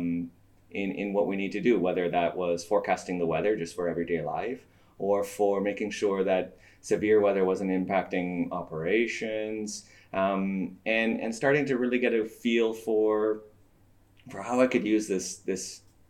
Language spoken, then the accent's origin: English; Vancouver, British Columbia, Canada; I'm from the West Coast. I'm from Vancouver